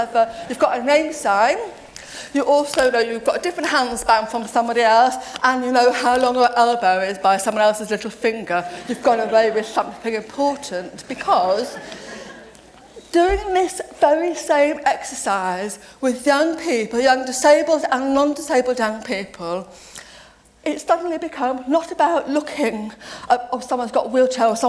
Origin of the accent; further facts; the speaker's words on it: Nottingham, East Midlands, United Kingdom; I grew up in Nottingham